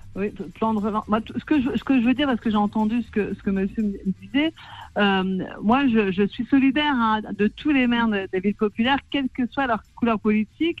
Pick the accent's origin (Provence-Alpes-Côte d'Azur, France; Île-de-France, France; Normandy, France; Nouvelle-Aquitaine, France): Île-de-France, France; Clichy-sous-Bois; je suis née à Clichy-sous-Bois, j'ai grandi à Clichy